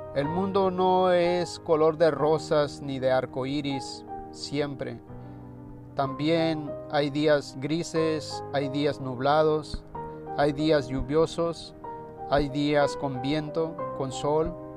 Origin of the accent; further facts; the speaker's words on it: Mexico; en mi país se dice, en México se dice flojo a la gente perezosa